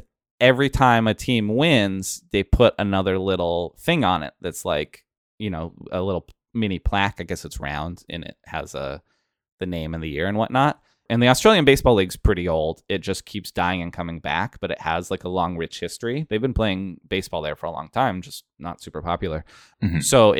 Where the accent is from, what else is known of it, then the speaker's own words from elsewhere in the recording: Pacific Northwest, United States; We're from the Pacific Northwest. So getting to go to the East Coast and see that together was cool.